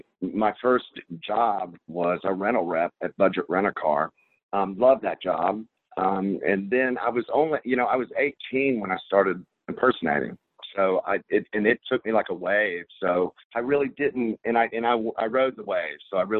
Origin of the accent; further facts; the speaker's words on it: Charlotte, North Carolina, United States; moved away as an adult; also born or lived in West Hollywood; I was born and raised in Charlotte, North Carolina. I'm back in Charlotte, North Carolina.